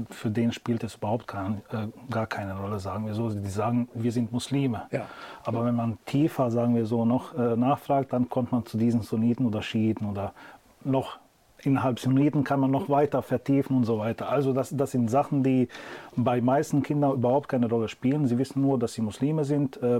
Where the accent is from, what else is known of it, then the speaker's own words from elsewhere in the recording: Bosnia & Herzegovina; Also äh, ich komme aus Bosnien, wir sind hanefetischer Schule